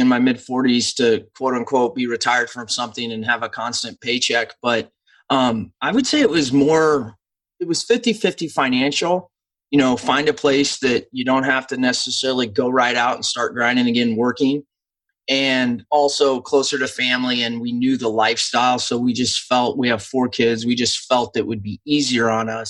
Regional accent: Nebraska, United States; I grew up in Husker hysteria

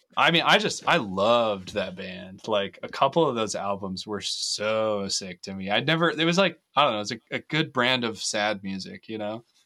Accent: Loveland, Colorado, United States; now in Fort Collins, United States; I grew up in Loveland most of my life, um, live in Fort Collins now

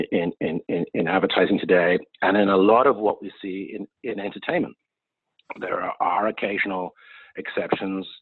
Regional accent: United Kingdom; now in United States; I grew up in the United Kingdom.

